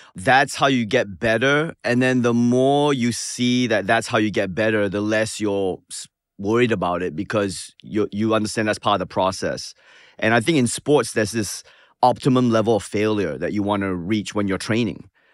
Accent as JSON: {"language": "English", "country": "Singapore", "also_born_or_lived": "Manchester, New Hampshire", "moved": "yes", "said": "as a Singaporean"}